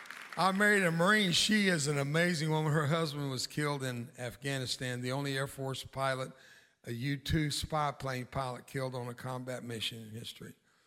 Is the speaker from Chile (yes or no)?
no; Mexico; I grew up in Mexico and on the border with Mexico. My dad was a missionary and pastor.